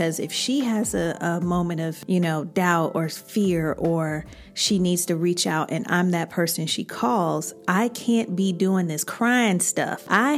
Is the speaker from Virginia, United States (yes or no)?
no; Chicago, Illinois, United States; Child, I'm from Chicago.